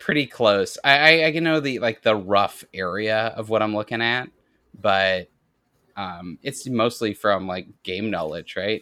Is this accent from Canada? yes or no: yes; Canada; I'm Canadian